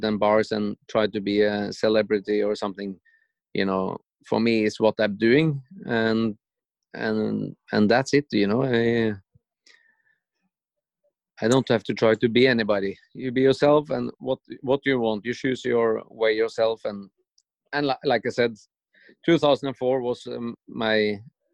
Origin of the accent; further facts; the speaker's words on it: Norway; it was 10,000 people in my hometown